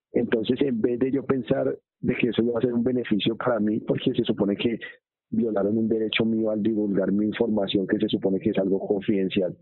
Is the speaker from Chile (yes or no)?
no; Colombia; moved away as an adult